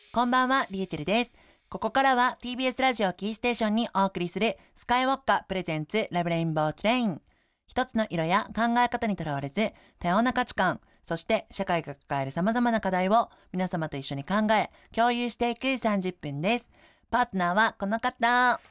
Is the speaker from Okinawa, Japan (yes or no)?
yes; Okinawa, Japan; moved away; 沖縄出身の僕